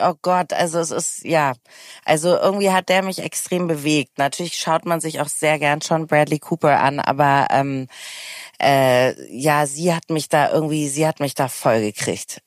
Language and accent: German; Hamburg, Germany; Ich komme ja auch aus Hamburg